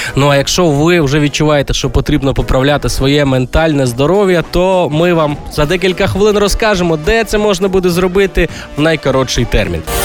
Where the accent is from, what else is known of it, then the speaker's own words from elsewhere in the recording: Galicia, Ukraine; Пляцок у нас кажуть на Галичині